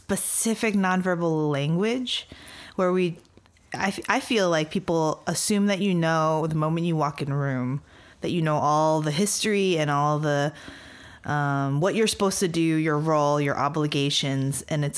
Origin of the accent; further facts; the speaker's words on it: Gardena, California, United States; moved away as an adult; now in Portland, United States; American, and I'm fourth generation Yonsei. So I think that, and I grew up in Gardena, California, with a lot of other Japanese Americans, and grew up in a predominantly Asian American community.